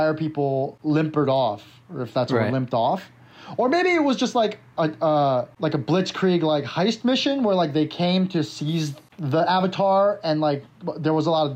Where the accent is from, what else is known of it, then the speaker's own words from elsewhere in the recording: South Korea; moved away; when I was a kid growing up in Korea